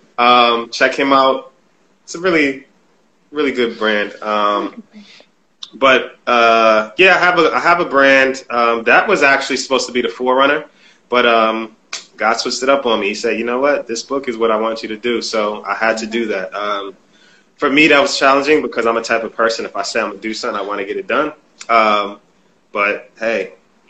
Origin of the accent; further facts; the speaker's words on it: New Haven, Connecticut, United States; I came from New Haven, the hood